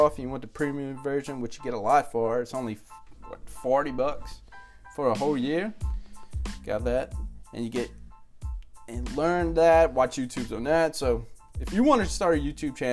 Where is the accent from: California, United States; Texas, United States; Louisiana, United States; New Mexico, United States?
Louisiana, United States; South; I'm from South Louisiana, so I cut off words, and all